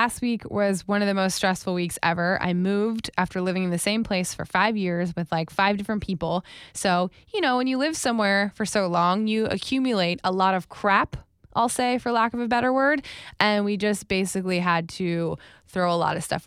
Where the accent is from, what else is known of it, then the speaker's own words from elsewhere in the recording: Wellington, Florida, United States; I lived in Wellington specifically